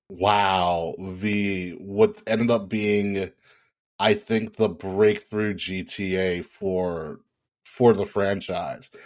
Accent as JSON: {"language": "English", "region": "New York", "country": "United States", "said": "I am from New York"}